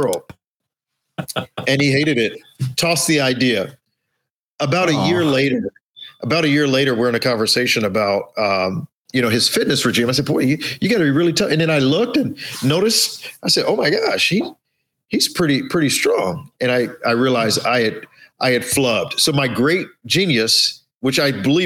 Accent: Chicago, Illinois, United States; also born or lived in Costa Rica; I'm from Chicago

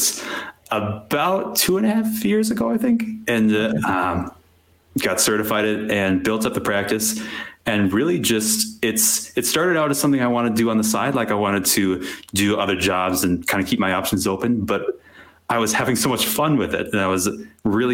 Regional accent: Wisconsin, United States; I grew up in Wisconsin in a fairly conservative family

